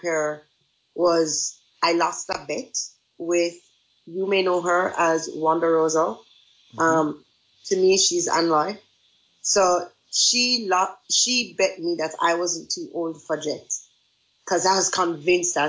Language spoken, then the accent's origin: English; Jamaica; moved away as an adult; now in Japan; I think it is the greatest privilege on the planet to be born in Jamaica.